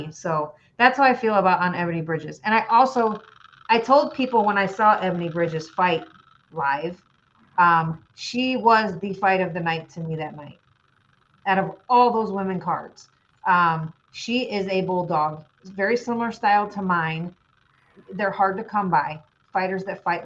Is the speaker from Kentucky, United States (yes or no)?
no; Illinois, United States; I am from Illinois.